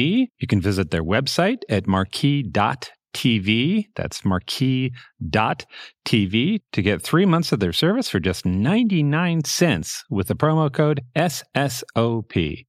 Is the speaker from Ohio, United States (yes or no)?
yes; Cincinnati, Ohio, United States; I grew up in Cincinnati.